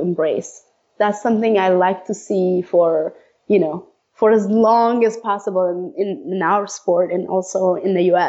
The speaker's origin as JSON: {"language": "English", "region": "Iowa", "country": "United States", "tie": "born or raised there", "said": "I grew up in Iowa, so that helps."}